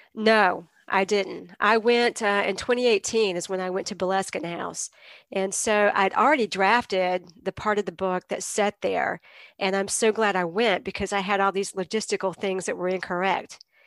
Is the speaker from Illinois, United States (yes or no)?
no; Greenville, North Carolina, United States; now in Asheville, United States; I grew up in Greenville, North Carolina, which is in Eastern North Carolina